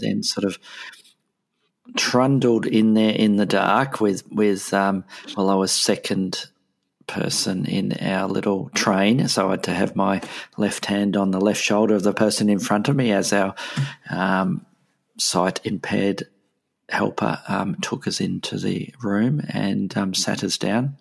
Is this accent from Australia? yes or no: yes; Melbourne, Victoria, Australia; here in my hometown in Melbourne